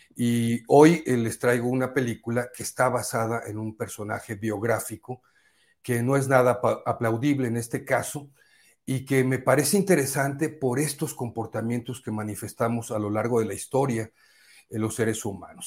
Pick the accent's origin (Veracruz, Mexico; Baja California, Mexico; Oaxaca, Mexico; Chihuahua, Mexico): Veracruz, Mexico; Poza Rica; moved away; fui a mi tierra, allá a Poza Rica, Veracruz